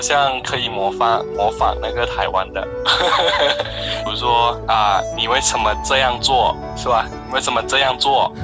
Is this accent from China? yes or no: no; Thailand; Chinese is a second language; 我就是跟其他泰国人 自己上课